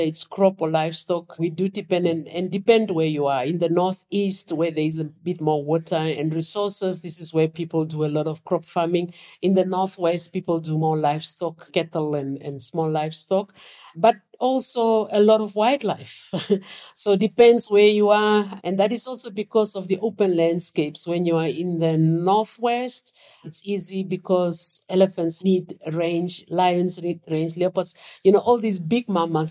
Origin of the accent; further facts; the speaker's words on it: Windhoek, Khomas, Namibia; I was born in Windhoek